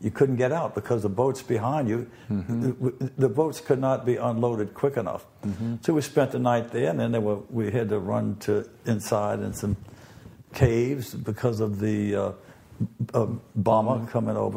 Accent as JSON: {"language": "English", "town": "New Orleans", "region": "Louisiana", "country": "United States", "tie": "born or raised there"}